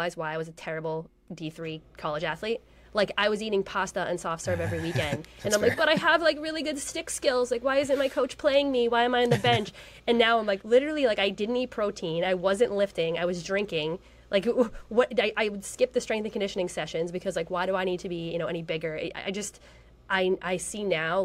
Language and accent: English; Massachusetts, United States; moved away; also born or lived in Colorado; I'm from Massachusetts